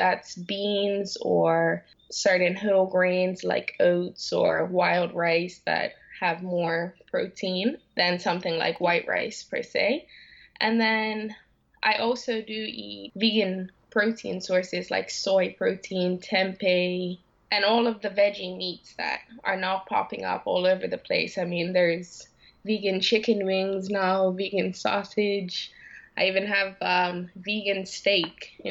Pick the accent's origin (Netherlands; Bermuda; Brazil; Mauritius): Bermuda; moved away as an adult; also born or lived in Canada; I'm from Bermuda and I moved to Canada to study at the University of Western Ontario